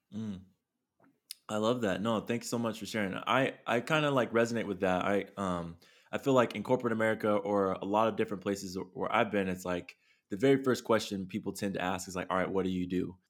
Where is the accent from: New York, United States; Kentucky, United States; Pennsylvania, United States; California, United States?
California, United States; San Diego; now in Long Beach, United States; I'm a kid from, you know, San Diego, love my hometown, live in Long Beach